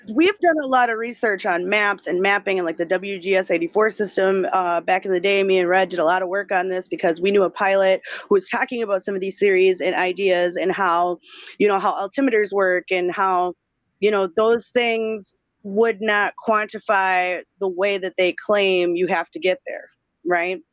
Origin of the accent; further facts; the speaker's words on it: Minnesota, United States; I am from Minnesota